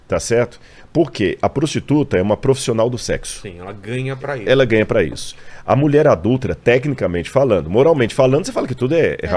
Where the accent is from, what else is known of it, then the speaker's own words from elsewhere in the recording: Minas Gerais, Brazil; eu sou de Minas.